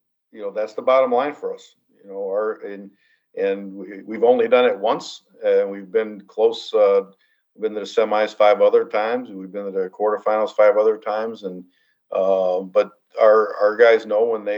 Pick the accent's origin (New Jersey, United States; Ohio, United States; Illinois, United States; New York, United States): Illinois, United States; Chicago; I grew up in the Chicago area. I played my high school ball here.